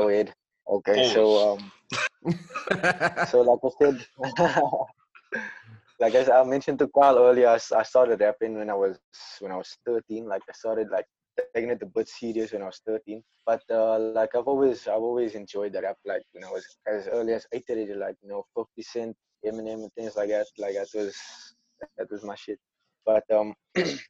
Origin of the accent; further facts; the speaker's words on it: Cape Town, Western Cape, South Africa; I'm from Athlone, Bridgetown